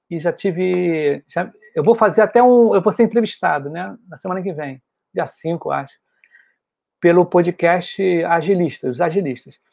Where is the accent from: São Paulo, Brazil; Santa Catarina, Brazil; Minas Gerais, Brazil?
São Paulo, Brazil; eu sou de São Paulo, capital, aqui capital. da Moca.